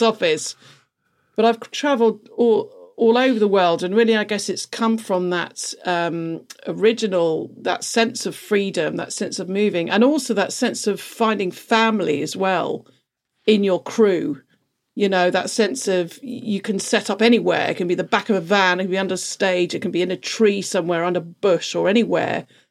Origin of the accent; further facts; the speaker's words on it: London, United Kingdom; I grew up in London